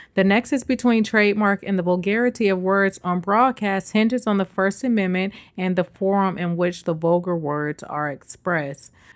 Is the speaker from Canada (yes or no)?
no; the Bay Area, California, United States; now in New York, United States; the Bay, my hometown